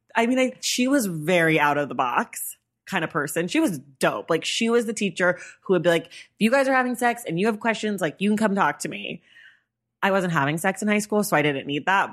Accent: San Francisco Bay Area, California, United States; I grew up in the Bay Area.

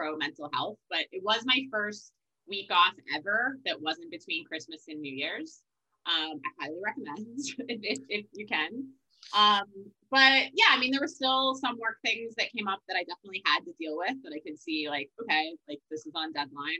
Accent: Wisconsin, United States; moved away; I'm from Wisconsin originally

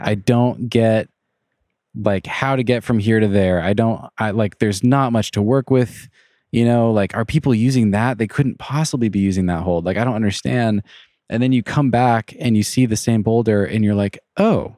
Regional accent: Leavenworth, Washington, United States; also born or lived in Wenatchee; I grew up in Leavenworth

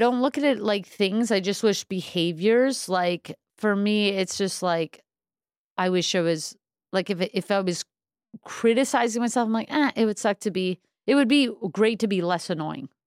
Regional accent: New York City, New York, United States; I'm originally from Crown Heights from Brooklyn

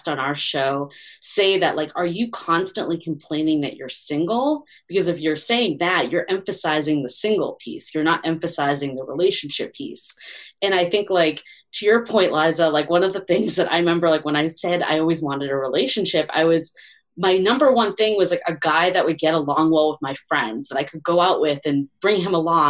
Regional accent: Boston, Massachusetts, United States; moved away as an adult; now in San Francisco, United States; I'm originally from Boston, but most of my adult dating life has really been in San Francisco

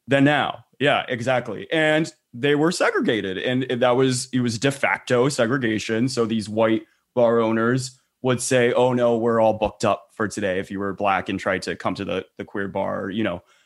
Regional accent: Texas, United States; I'm from Texas

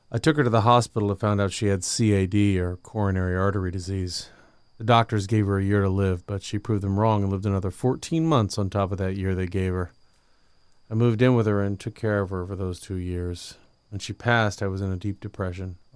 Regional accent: Livermore, California, United States; I'm from Livermore, which is located outside of San Francisco. I lived there my whole life. Love the West Coast.

